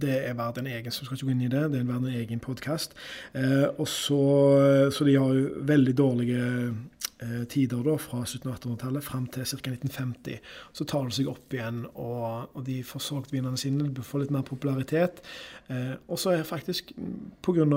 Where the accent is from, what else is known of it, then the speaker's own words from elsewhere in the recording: Karmøy, Rogaland, Norway; moved away; var jeg hjemme på Karmøy